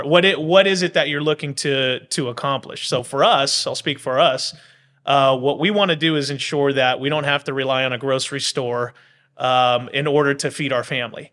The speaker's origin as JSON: {"language": "English", "town": "Bakersfield", "region": "California", "country": "United States", "tie": "born or raised there", "moved": "as an adult", "lives_now": "Pendleton, United States", "said": "my hometown"}